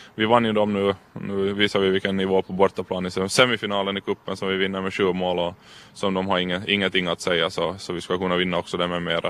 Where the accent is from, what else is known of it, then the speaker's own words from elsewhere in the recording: Karis, Uusimaa, Finland; vi trivs med familjen hemma och får bo hemma i Karis